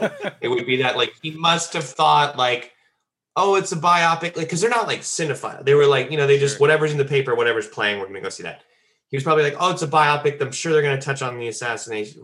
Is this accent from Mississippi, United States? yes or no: no; Dallas, Texas, United States; I grew up in Dallas